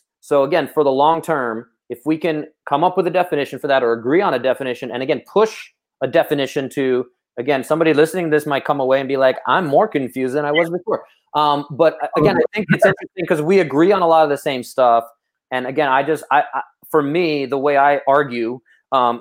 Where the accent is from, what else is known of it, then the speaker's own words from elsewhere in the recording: New York City, New York, United States; I'm from Brooklyn